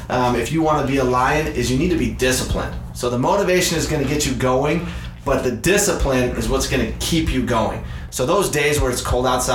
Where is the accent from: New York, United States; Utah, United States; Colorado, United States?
Utah, United States; now in Arizona, United States; I grew up in Utah